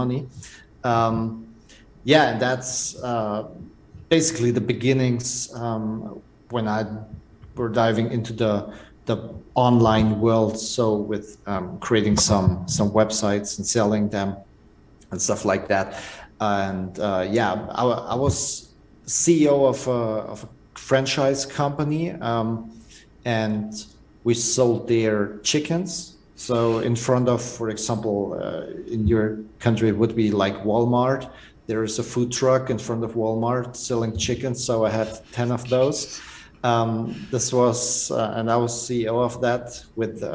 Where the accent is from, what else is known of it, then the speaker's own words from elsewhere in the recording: Germany; from Germany, and I'm a serial entrepreneur